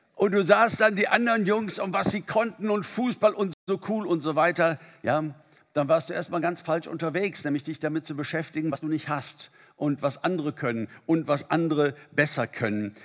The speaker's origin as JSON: {"language": "German", "country": "Germany", "said": "bei uns in Deutschland"}